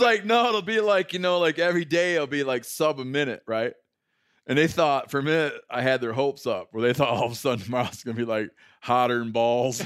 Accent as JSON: {"language": "English", "region": "Michigan", "country": "United States", "tie": "born or raised there", "moved": "yes", "lives_now": "Bozeman, United States", "said": "growing up in Michigan"}